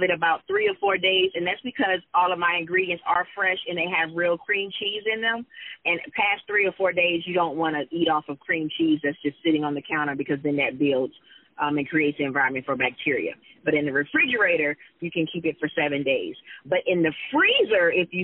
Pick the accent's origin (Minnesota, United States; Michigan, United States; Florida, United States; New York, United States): Florida, United States; Tampa; moved away as an adult; now in Atlanta, United States; I'm from Tampa, Florida, but I live in Atlanta. I've been in Atlanta for 18 years